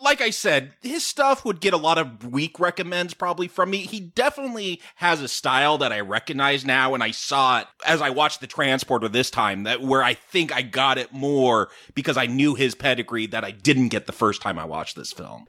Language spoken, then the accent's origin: English; United States; I'm American